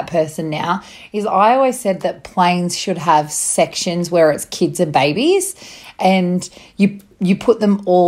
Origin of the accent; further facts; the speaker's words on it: Bathurst, New South Wales, Australia; moved away; my hometown of Bathurst in New South Wales